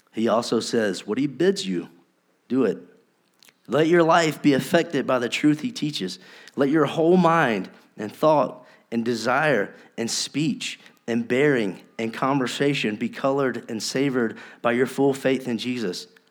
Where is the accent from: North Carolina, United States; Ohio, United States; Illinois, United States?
North Carolina, United States; We're from North Carolina.